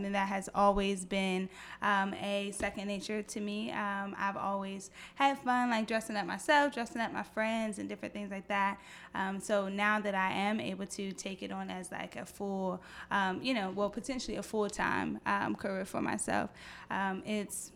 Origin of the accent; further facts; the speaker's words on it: Washington, District of Columbia, United States; I am from Washington, D.C.